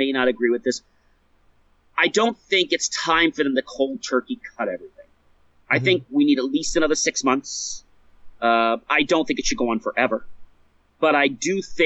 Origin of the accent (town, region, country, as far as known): United States